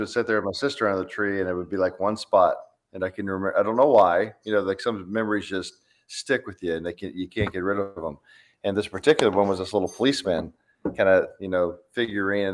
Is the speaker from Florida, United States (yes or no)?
yes; Florida, United States; moved away; growing up in Florida